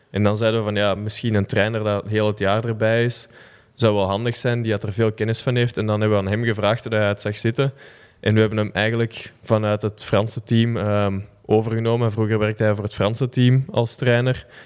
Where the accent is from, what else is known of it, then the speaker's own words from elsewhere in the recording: Flanders, Belgium; accent: Kempen; eigenlijk ook door mijn jeugd veel omgegaan met mensen van verschillende kanten van België en zo. Dus mijn accent zelfs van de Kempen is er ook uitgegaan doorheen de jaren.